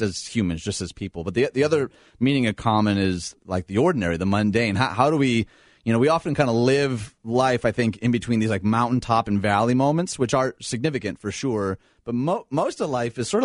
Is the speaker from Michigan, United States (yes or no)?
yes; Detroit, Michigan, United States; moved away as an adult; now in Chicago, United States; I grew up outside Detroit to two lovely parents.